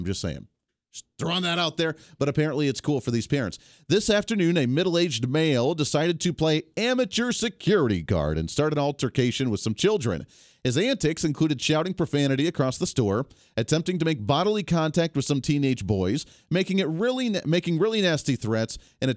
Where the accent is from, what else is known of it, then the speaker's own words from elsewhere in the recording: Colorado, United States; moved away as an adult; now in Kansas, United States; our town that we grew up in Colorado